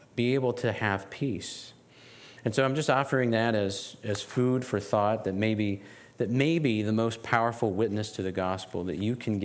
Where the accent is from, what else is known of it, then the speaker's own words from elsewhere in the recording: West Virginia, United States; As someone who was born and raised in West Virginia, in this region, I grew up about 40 minutes from here.